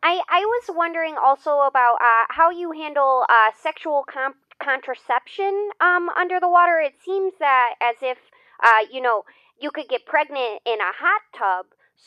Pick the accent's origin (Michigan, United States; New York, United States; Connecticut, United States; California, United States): Connecticut, United States; from Connecticut.